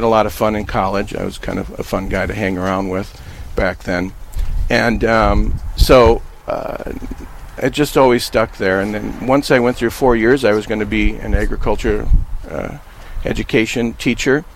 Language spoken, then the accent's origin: English; Napoleon, North Dakota, United States; my hometown of Napoleon